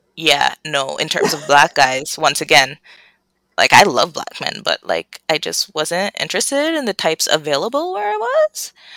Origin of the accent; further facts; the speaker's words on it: Toronto, Ontario, Canada; growing up in Scarborough